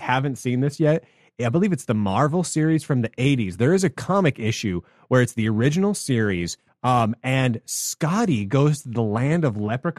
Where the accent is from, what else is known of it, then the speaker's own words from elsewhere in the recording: United States; We're American.